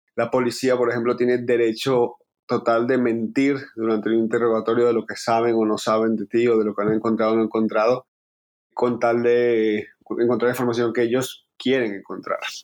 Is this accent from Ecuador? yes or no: no; Caracas, Capital District, Venezuela; moved away; Nosotros somos venezolanos, llevamos tiempo viviendo afuera por la situación de Venezuela